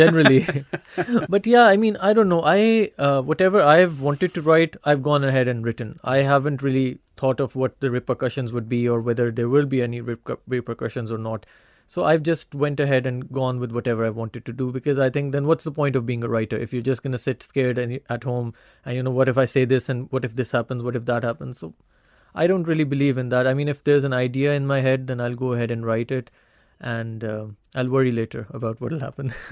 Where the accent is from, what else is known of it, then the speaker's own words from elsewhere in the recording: Pakistan; being a Pakistani